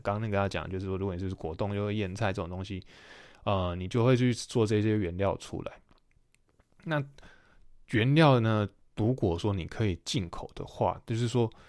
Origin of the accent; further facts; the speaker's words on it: Taiwan; moved away as an adult; 我们在这种就是岛国生长长大的人